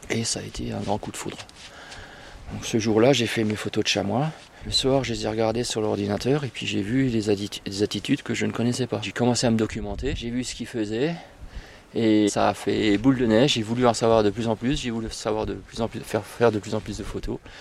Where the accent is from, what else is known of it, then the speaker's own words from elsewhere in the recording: Northern Vosges, Grand Est, France; moved away as an adult; now in Munster valley, France; je suis originaire des Vosges du Nord, donc de Nina des bains